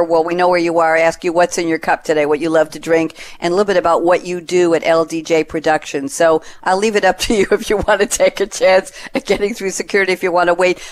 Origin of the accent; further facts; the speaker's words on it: New York City, New York, United States; moved away as an adult; also born or lived in Long Island / West Coast; now in Durham, North Carolina, United States; I was born and raised in Queens, New York, but I lived on Long Island the last 35-something